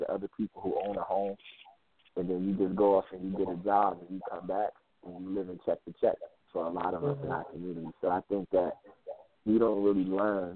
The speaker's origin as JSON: {"language": "English", "region": "New Jersey", "country": "United States", "tie": "born or raised there", "said": "I grew up in New Jersey, and everywhere I went, there was a bodega"}